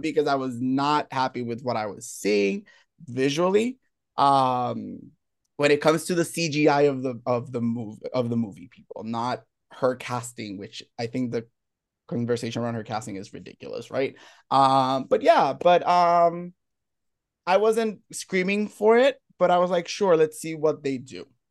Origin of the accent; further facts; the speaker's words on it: Puerto Rico; I'm from Puerto Rico